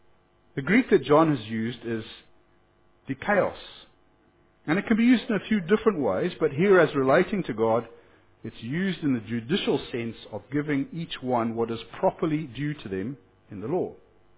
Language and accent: English; Whanganui, Manawatū-Whanganui, New Zealand; What's a bus lane anyway, officer? I'm from Wanganui, and there was a space with no cars in it, so I drove there.